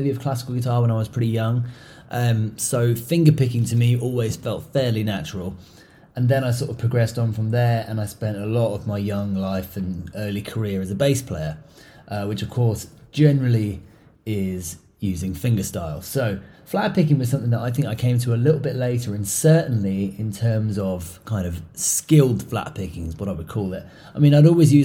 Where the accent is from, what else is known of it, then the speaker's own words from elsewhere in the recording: England, United Kingdom; moved away; also born or lived in Europe / Asia; growing up in England and spending a lot of time in countries in Europe and stuff, and then later in Asia